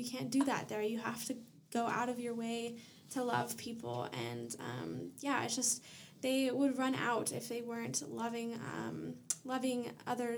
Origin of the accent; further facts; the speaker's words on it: Oregon, United States; I'm from Oregon.